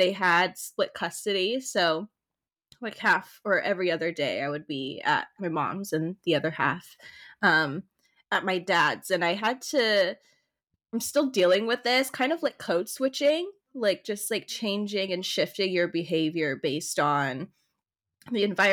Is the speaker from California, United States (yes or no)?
yes; Oceanside, California, United States; So I grew up in the North County Oceanside Vista area.